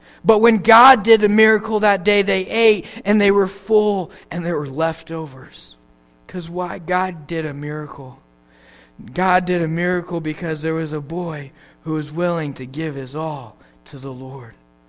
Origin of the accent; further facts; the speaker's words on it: Papua New Guinea; It's amazing to me growing up in New Guinea how that people that didn't have anything, the minimum wage there in New Guinea is $1 an hour.